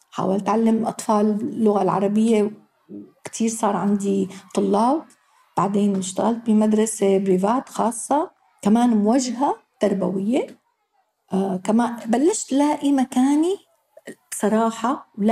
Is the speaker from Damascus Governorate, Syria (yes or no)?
no; Daraa, Daraa Governorate, Syria; moved away as an adult; سورية من مدينة اسمها درعا جنوب سوريا